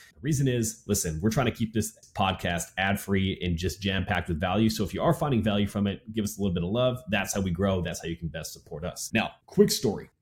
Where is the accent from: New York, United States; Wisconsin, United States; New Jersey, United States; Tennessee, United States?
Wisconsin, United States; growing up in Wisconsin